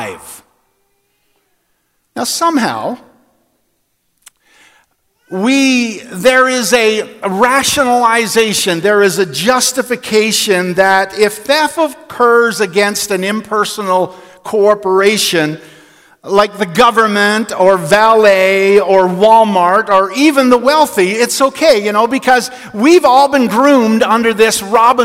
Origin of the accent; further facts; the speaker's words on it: Newfoundland and Labrador, Canada; When I was 6 or 7 years old, we moved to Labrador City from Newfoundland, and in our family where I grew up